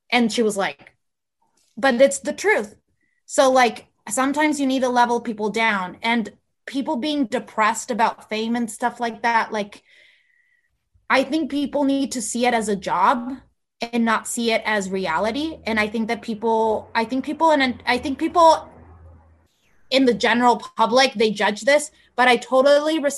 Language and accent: English; California, United States; first language Spanish; English is a second language; So I went to school all my life in California, and my first language is Spanish, so I can sound American, very American